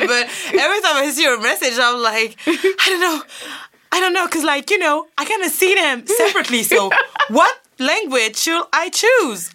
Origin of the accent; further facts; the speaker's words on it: Guadeloupe; English is a second language; I'm from Guadeloupe.